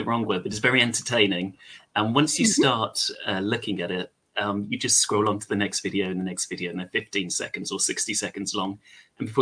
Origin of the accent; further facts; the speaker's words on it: England, United Kingdom; accent: English; you can probably tell I'm English or British